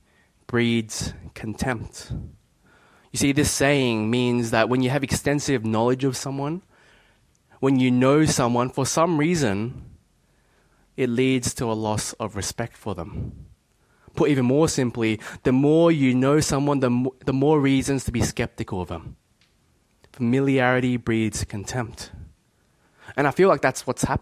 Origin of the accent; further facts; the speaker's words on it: Bankstown, New South Wales, Australia; I grew up in Bankstown